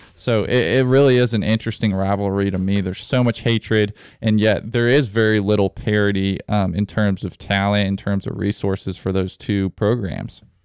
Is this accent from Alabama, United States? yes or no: yes; Alabama, United States; grew up in Alabama